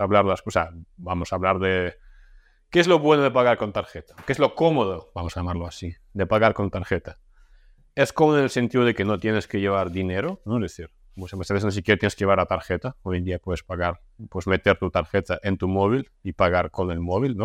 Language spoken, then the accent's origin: Spanish; Russia; moved away; yo vengo de Rusia, ¿no? O sea, yo nací en Rusia, viví la mitad de mi vida ahí